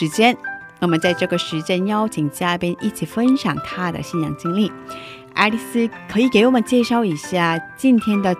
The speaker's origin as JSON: {"language": "Chinese", "country": "South Korea", "said": "我我也是韩国人嘛，我是韩国人。"}